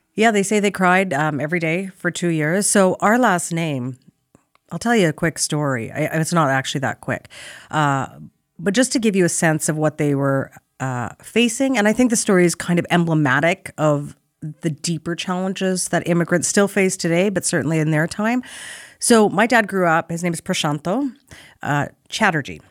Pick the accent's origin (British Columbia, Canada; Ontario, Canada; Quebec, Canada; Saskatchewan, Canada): Saskatchewan, Canada; Saskatoon; moved away as an adult; also born or lived in Toronto / Jerusalem; I was born and raised in Saskatoon, Saskatchewan, so just due north of North Dakota.